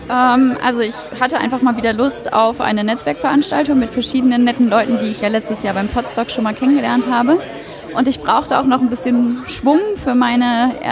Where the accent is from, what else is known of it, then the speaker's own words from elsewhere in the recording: Hamburg, Germany; Ich komme aus Hamburg, daher auch die Nähe